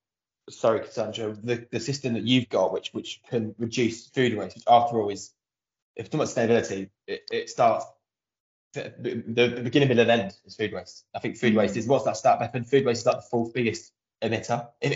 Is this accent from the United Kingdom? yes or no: yes; London, United Kingdom; growing up in Southeast London